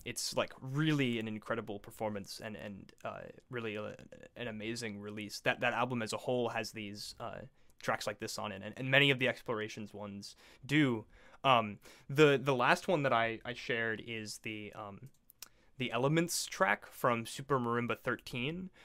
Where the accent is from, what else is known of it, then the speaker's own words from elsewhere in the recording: Tampa, Florida, United States; born and raised in Tampa Bay, Florida, like myself